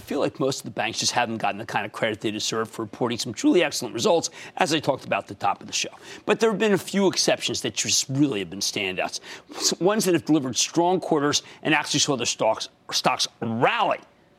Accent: New Jersey, United States; my home state of Jersey.

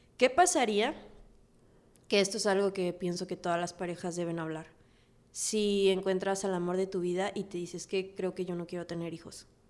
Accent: Mexico; amo México y más que como mexicana

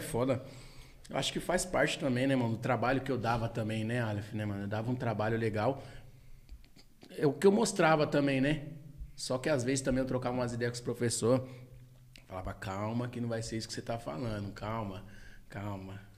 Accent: Taboão da Serra, São Paulo, Brazil; sou do Tabuão, pô, nasci aqui

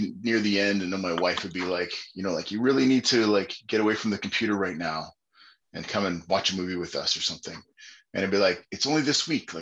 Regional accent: Winnipeg, Manitoba, Canada; I started as a 160-pound kid in Winnipeg

